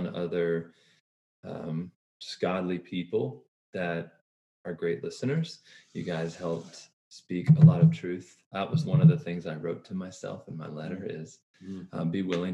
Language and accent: English; Boulder, Colorado, United States; from Boulder, Colorado